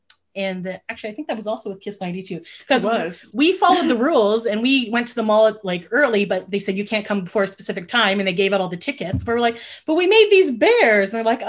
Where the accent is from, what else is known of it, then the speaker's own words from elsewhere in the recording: Canada; yes, we're from Canada.